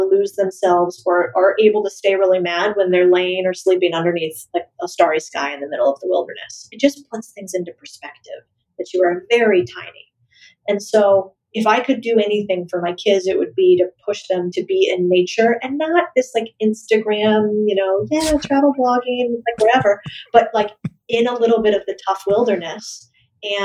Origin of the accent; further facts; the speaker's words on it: Arizona, United States; moved away; also born or lived in El Paso, Texas; we grew up in Arizona